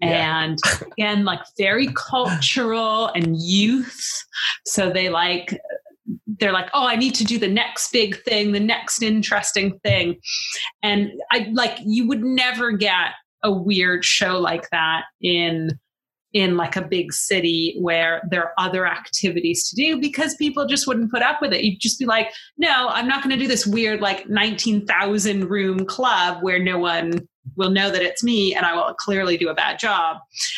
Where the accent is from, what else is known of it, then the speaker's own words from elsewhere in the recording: Canada; now in United Kingdom; So I'm originally from Canada